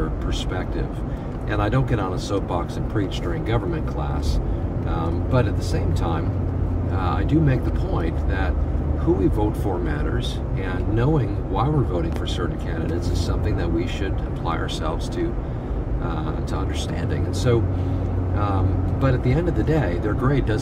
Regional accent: United States; here as American believers

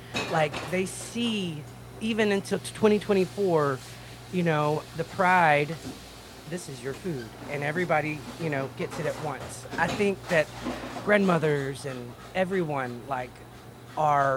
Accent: Mississippi, United States; I'm from Mississippi.

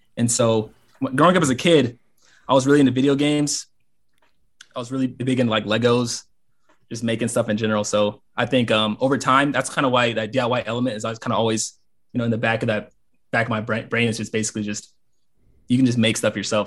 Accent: Gwinnett County, suburb of Atlanta, Georgia, United States; moved away as an adult; now in Alabama, United States; I'm from Gwinnett, just suburb of Atlanta." So I pretty much lived there my entire life.

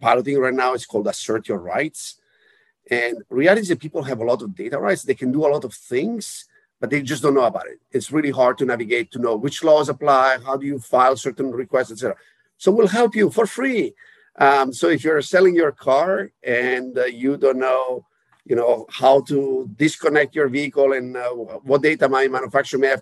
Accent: Italy; moved away; I'm originally from Italy

